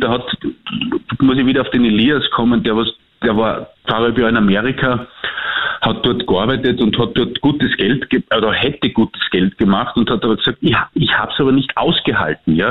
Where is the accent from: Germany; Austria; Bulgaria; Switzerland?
Austria; als Österreicher